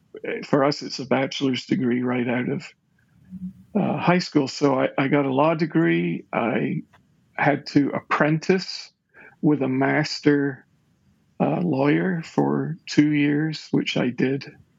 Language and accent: English; Currie, Scotland, United Kingdom; Well, I was raised in Scotland. Okay. In the suburbs of its capital city, which is Edinburgh. So I grew up in a village called Curry, which is in the Pentland Hills, out on the south and west side of Edinburgh.